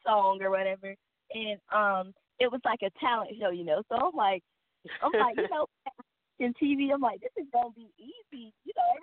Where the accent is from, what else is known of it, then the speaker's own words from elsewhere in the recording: Columbus, Georgia, United States; I'm from Columbus, Georgia